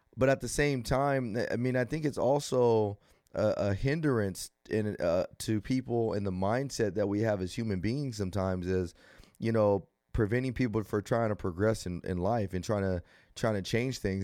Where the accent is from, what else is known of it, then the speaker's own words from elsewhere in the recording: Rialto, California, United States; growing up in Rialto, it was good